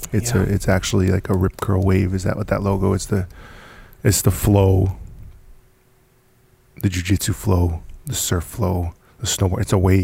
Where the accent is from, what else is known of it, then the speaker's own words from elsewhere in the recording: Gloucester, Massachusetts, United States; born there; Hey man, I was born in Gloucester.